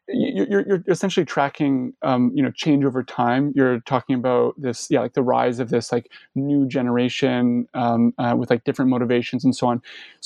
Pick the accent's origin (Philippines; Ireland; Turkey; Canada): Canada; I'm actually a Canadian, but the United States has had, Republican and Democratic administrations since the 1970s.